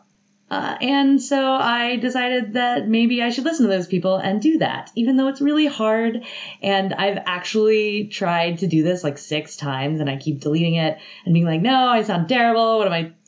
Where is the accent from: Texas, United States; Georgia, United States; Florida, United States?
Georgia, United States; Atlanta; moved away as an adult; also born or lived in Athens, Georgia; I'm from Atlanta, so it was close to my family